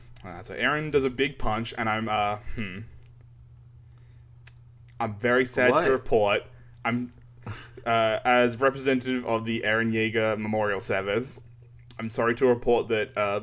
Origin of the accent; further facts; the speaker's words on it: Melbourne, Victoria, Australia; We're from Melbourne.